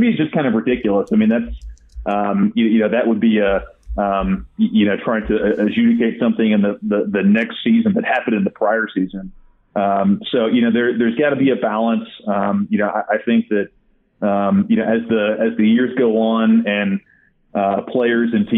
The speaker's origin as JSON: {"language": "English", "region": "Arkansas", "country": "United States", "said": "I come from Arkansas, a very deep red state. We take the Second Amendment very seriously here"}